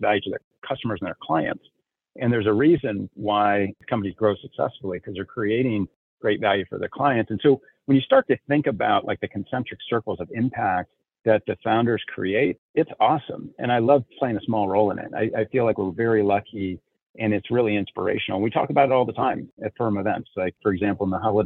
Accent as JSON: {"language": "English", "town": "Elkhart", "region": "Indiana", "country": "United States", "tie": "born or raised there", "said": "I grew up in a small industrial town called Elkhart, Indiana, which is known as the RV capital of the world"}